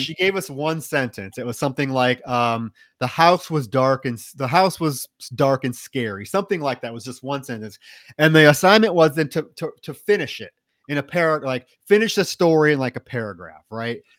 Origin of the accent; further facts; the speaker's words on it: Iowa, United States; I grew up in Iowa